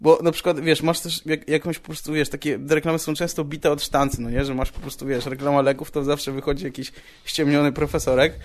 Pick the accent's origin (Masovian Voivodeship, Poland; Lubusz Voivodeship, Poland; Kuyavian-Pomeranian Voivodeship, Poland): Masovian Voivodeship, Poland; Radom; moved away; jak byłem u siebie w Radomiu na chacie